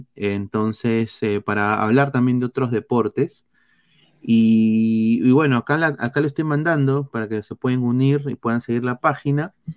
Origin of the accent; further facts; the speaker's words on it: Peru; now in United States; como peruano